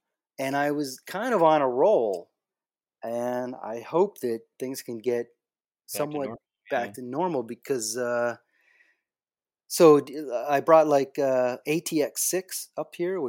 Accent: Ingersoll, Ontario, Canada; born or raised there; moved away as an adult; also born or lived in Austin, Texas

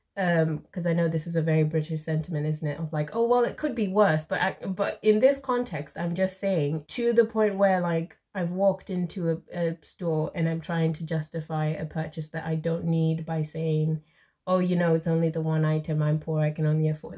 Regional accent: Zimbabwe; moved away; I'm from Zimbabwe

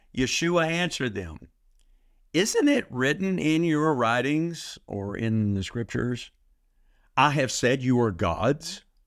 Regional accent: Texas, United States; I'm from Texas

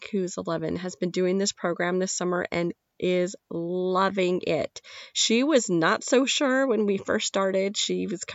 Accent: Nevada, United States; I'm from Nevada

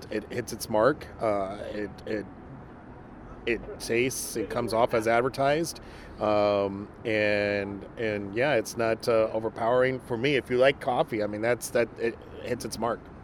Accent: Mexico; moved away; I am from Mexico, and so that's why I I grew up on a lot

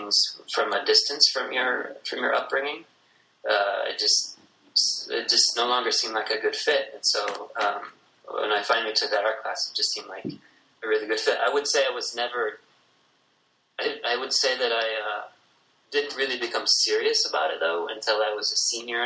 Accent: Algona, Iowa, United States; I'm from a small town in northern Iowa called Algona, Iowa

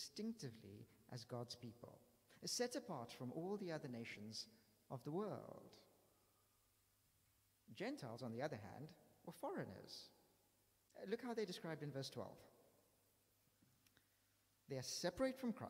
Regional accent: South Africa; now in London, United Kingdom; I'm from South Africa

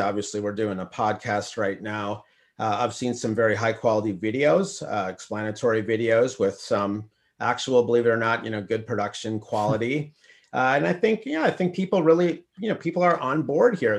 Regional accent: Minnesota, United States; moved away; I'm actually from Minnesota

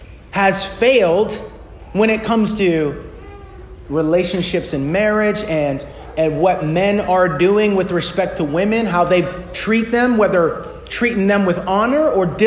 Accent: United States; American Western Christians

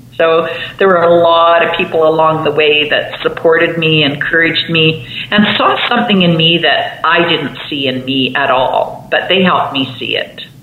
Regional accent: Swan River, Manitoba, Canada; I grew up in northern Manitoba in Canada

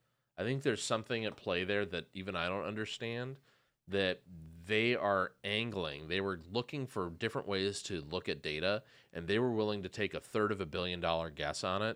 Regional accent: St. Paul, Minnesota, United States; I grew up in St. Paul.

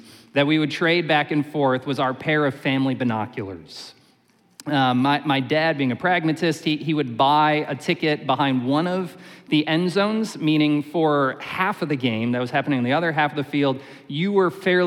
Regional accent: Syracuse, New York, United States; When I was a kid, I grew up in Syracuse, New York

